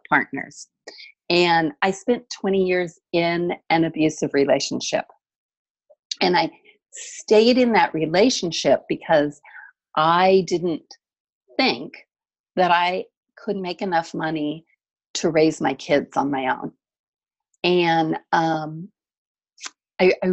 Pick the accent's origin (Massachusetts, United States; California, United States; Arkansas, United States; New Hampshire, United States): California, United States; the mountains in Southern; also born or lived in Seattle, Washington; I actually grew up in the mountains in Southern California. So I grew up in a little tiny town with 300 full-time residents, way up in snow country.